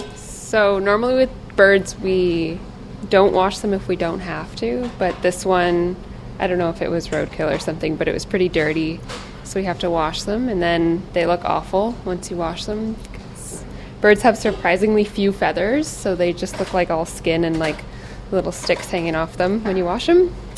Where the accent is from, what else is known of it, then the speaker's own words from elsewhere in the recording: Ontario, Canada; moved away as an adult; now in British Columbia, Canada; I'm from Ontario, so then I moved out here